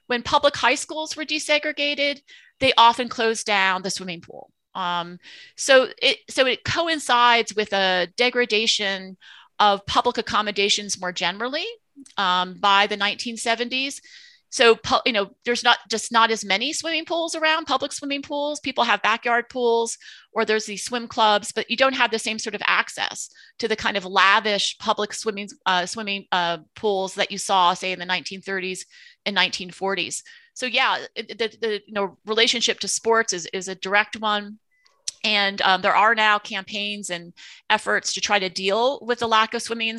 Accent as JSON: {"language": "English", "region": "New Jersey", "country": "United States", "tie": "born or raised there", "said": "And when I grew up in New Jersey in the 1970s, there was a swim club"}